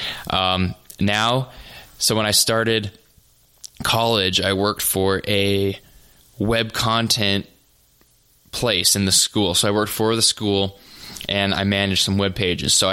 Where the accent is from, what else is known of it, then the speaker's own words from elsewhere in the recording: North Dakota, United States; also born or lived in Nebraska; I'm from North Dakota. I'm a farm kid. Grew up on the farm.